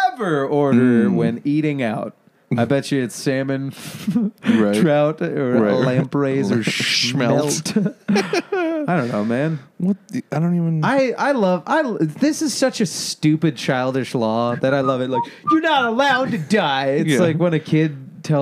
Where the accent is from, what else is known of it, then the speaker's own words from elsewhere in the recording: Michigan, United States; we're from Michigan